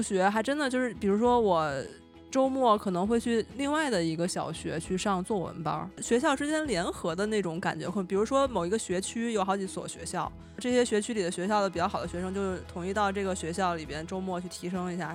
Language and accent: Chinese; Beijing, China; 我从小生活在北京嘛，就生活和升学 都在北京